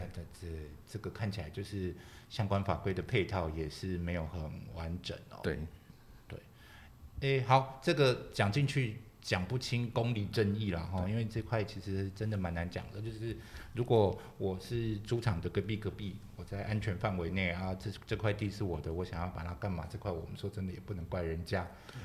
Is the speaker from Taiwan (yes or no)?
yes; Kaohsiung, Taiwan; 本身是高雄人，我常讲，就是以前我们，以前我们小时候有住三合院啊